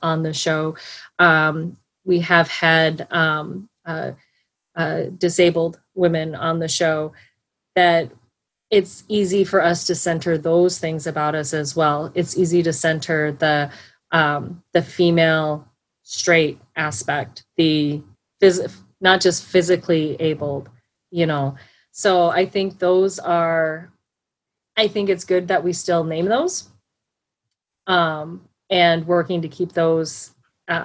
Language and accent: English; South Dakota, United States; growing up in South Dakota.